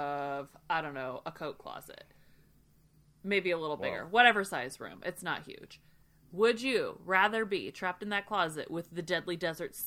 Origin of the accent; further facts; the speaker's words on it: Detroit, Michigan, United States; We're from Detroit